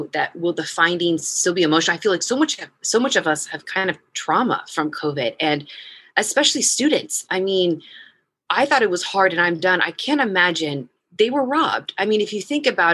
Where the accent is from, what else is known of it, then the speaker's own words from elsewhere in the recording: United States; moved away as an adult; now in Iraq; as an American and as a female